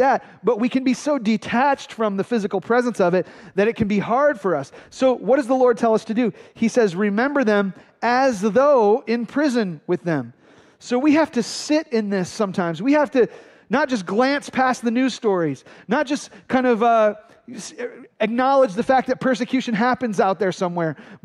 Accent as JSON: {"language": "English", "town": "Flint", "region": "Michigan", "country": "United States", "tie": "born or raised there", "said": "My brother Phil and I grew up in Flint, Michigan"}